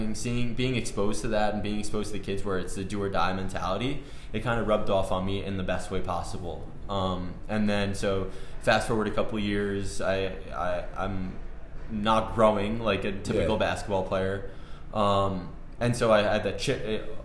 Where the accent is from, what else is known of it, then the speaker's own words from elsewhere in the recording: Westchester, New York, United States; I grew up in Westchester